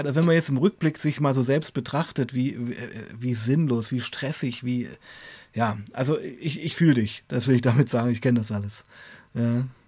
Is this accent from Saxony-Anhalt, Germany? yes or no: yes; Weißenfels, Saxony-Anhalt, Germany; moved away as an adult; also born or lived in Leipzig; nach Hause, nach Weißenfels ging, äh, meiner Heimatstadt